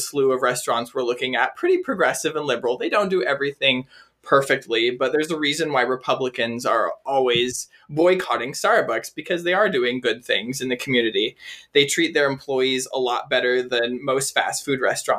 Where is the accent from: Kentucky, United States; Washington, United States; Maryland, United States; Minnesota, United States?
Washington, United States; I am from Washington State